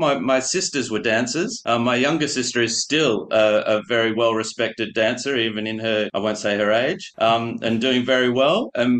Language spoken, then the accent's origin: English; Canberra, Australian Capital Territory, Australia; moved away as an adult; also born or lived in Paris, France; Growing up in Canberra